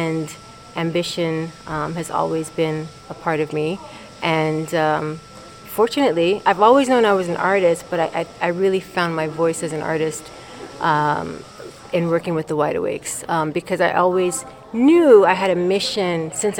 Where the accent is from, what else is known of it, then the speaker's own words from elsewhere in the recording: Maryland, United States; also born or lived in Tulsa, Oklahoma; now in Brooklyn, New York, United States; I grew up in Maryland.